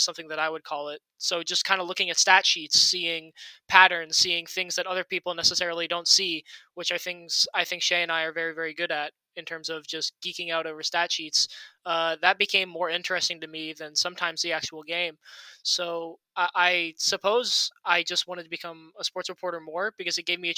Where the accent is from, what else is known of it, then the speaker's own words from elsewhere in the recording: Lima, Ohio, United States; I was born in Lima, Ohio